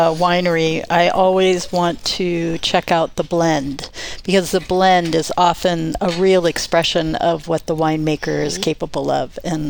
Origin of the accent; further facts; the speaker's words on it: Idaho, United States; we said, well, we're from Idaho, we're really close to Washington, and we're used to Washington wines.